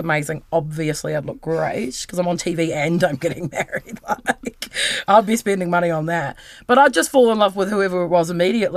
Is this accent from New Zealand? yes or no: yes; Wellington, New Zealand; I'm from New Zealand. They're like, where? I'm like, Wellington.